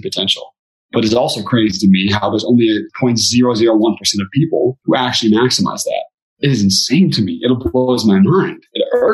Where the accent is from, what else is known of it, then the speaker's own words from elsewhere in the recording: Beaverton, Oregon, United States; I'm from Beaverton, Oregon